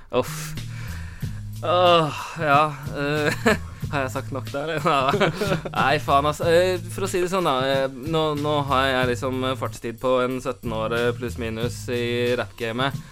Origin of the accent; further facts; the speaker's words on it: Drøbak, Akershus, Norway; jeg kommer fra Drøbak